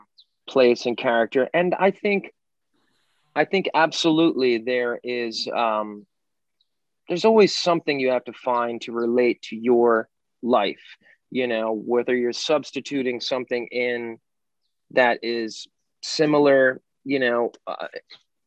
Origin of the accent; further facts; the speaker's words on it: New Jersey, United States; also born or lived in Brooklyn, New York; born in Brooklyn, New York, but I grew up in New Jersey.